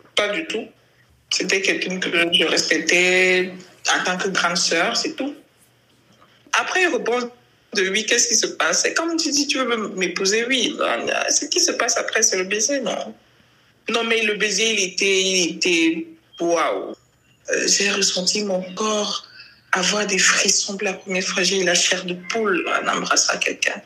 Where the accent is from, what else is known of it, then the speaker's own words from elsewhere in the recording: Cameroon; nous sommes Camerounais